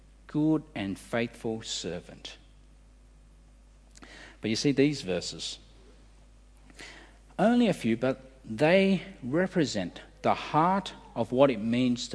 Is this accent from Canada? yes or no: no; Australia; As an Australian